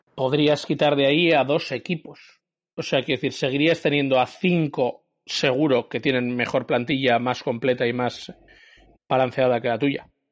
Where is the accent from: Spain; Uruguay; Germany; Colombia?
Spain; Bilbao, Basque Country; yo soy santuchero y santucho a muerte